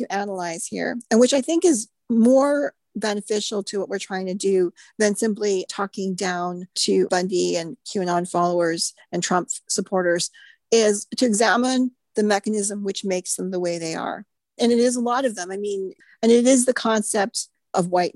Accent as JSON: {"language": "English", "country": "United States", "said": "an American, someone raised in and educated in the Judeo-Christian"}